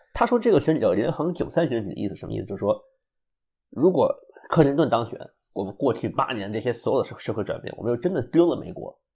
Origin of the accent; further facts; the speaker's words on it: China; also born or lived in Ithaca, United States; now in United States; 我是中国人嘛